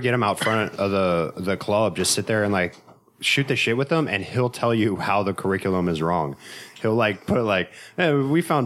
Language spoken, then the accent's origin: English; the South, United States; moved away; I'm from the South